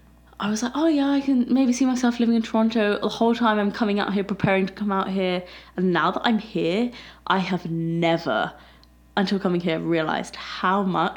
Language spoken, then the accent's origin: English; London, United Kingdom; moved away as an adult; also born or lived in Birmingham; now in Southern Ontario, Canada